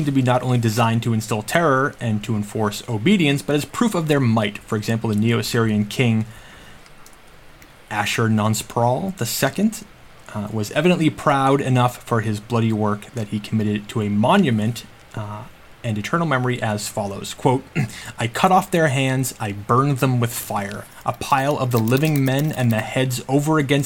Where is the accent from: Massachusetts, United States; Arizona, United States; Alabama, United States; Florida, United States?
Massachusetts, United States; Knight and I grew up in Massachusetts